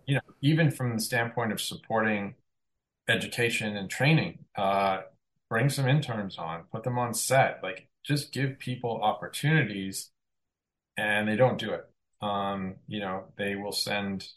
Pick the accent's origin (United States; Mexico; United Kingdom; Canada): Canada; I am Canadian, I work in Canada